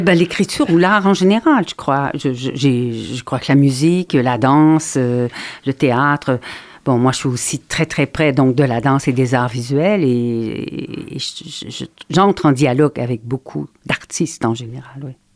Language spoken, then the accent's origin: French; Quebec, Canada; je suis canadienne